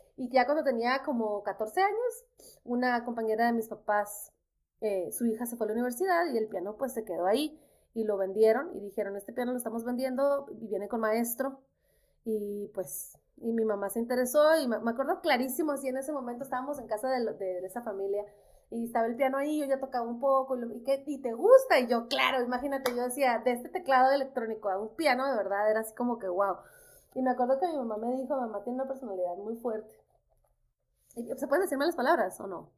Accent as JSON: {"language": "Spanish", "town": "Nogales", "region": "Sonora", "country": "Mexico", "tie": "born or raised there", "also_born_or_lived": "Guadalajara", "moved": "as an adult", "lives_now": "New York, United States", "said": "yo crecí mi casa estaba en Nogales, Sonora y sigue estando ahí"}